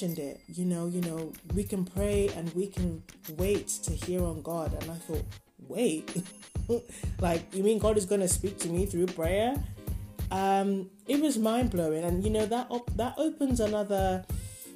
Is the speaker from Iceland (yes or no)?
no; Nigeria; I grew up in Nigeria, so, you know, people pray often